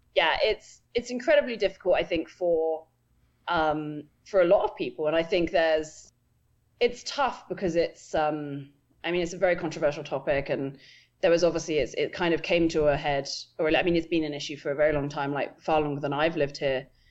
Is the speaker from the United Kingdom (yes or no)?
yes; England, United Kingdom; moved away as an adult; now in United States; I grew up in England. Um, I didn't move to America until five years ago